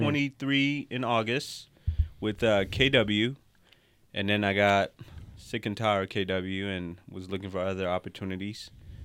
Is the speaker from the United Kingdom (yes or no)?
no; Monrovia, Montserrado, Liberia; Yes, I'm from West Africa originally, Liberia, Monrovia. So shout out to our Liberians out there.